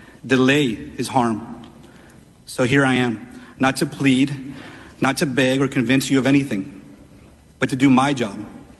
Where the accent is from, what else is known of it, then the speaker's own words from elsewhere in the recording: Uvalde, Texas, United States; my hometown of Uvalde